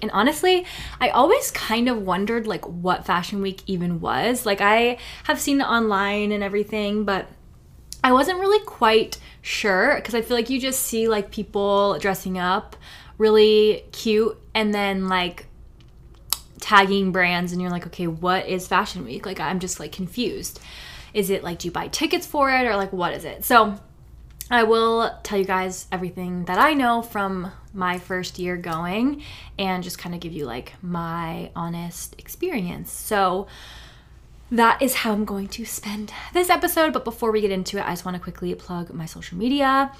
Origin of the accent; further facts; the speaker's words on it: New Hampshire, United States; I grew up in New Hampshire